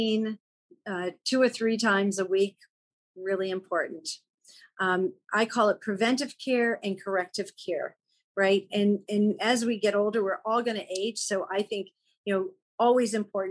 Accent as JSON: {"language": "English", "region": "East Coast", "country": "United States", "tie": "born or raised there", "also_born_or_lived": "Chicago", "moved": "yes", "said": "growing up on the East Coast and having a home in Maine, that was where we spent our summer."}